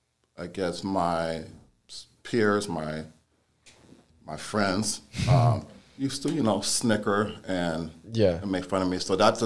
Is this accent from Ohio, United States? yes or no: no; San Diego, California, United States; when I was just a young boy, black boy, growing up in San Diego, California.